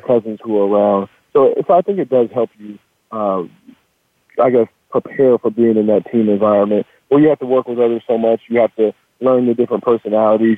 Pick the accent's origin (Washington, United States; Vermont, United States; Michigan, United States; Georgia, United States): Washington, United States; also born or lived in Sacramento, California; I was born in Sacramento, and I was um, I was I actually moved up to Washington State when I was six years old